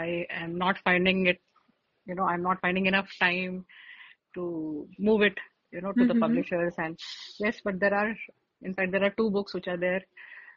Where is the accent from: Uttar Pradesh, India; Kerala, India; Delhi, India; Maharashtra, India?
Uttar Pradesh, India; Lucknow; also born or lived in Aligarh, India; now in Mumbai, India; I am basically from Lucknow, and we used to have a newspaper called Swatantra Bharat